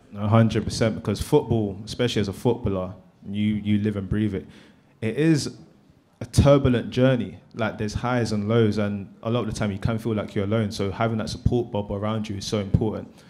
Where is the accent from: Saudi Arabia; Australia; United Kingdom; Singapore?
United Kingdom; London; growing up in South London